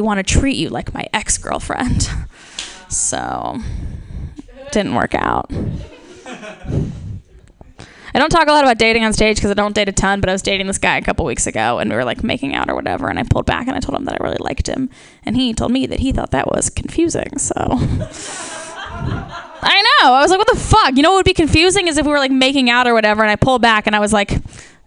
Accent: Ohio, United States; accent: nasally Midwestern; moved away; I am originally from Ohio

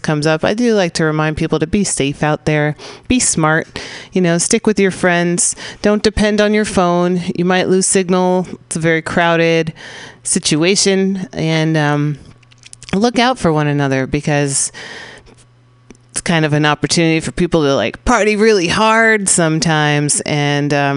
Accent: San Francisco, California, United States; San Francisco's Mission District, my hometown

